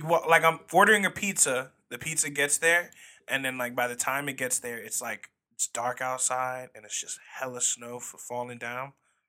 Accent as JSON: {"language": "English", "region": "Florida", "country": "United States", "said": "We're from Florida, so yeah."}